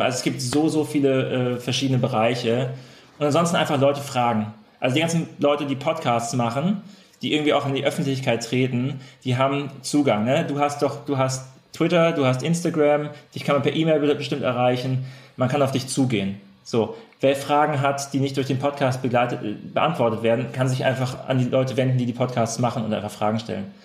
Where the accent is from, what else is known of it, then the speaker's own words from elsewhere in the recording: Freiburg, Baden-Württemberg, Germany; Wir sind ja beide aus der Freiburger Region